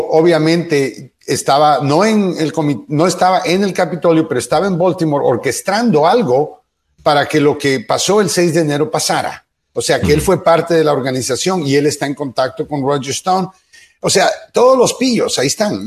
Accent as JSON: {"language": "Spanish", "country": "Guatemala", "tie": "born or raised there", "also_born_or_lived": "Honduras", "moved": "yes", "said": "nací en Guatemala, pero la mitad de mi vida me crié en Honduras y la otra mitad en Guatemala"}